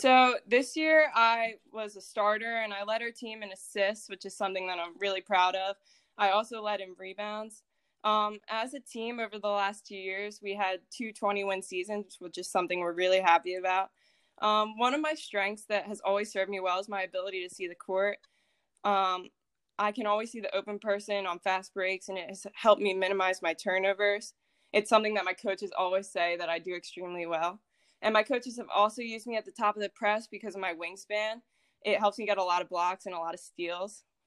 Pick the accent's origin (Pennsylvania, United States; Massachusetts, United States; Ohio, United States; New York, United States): Pennsylvania, United States; Philadelphia; I was born in Philadelphia, Pennsylvania